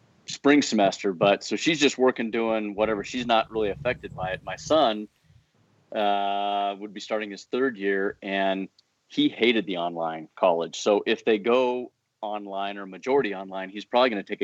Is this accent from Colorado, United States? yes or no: yes; Fort Collins, Colorado, United States; moved away as an adult; also born or lived in Denver, Colorado; now in Bozeman, United States; grew up in Fort Collins, north of Denver.